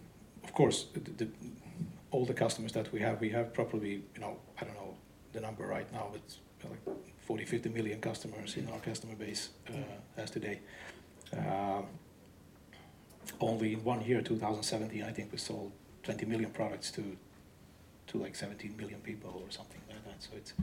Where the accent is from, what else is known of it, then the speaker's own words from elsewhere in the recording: Sweden; Come on, we are from Sweden, so it's we can drive innovations.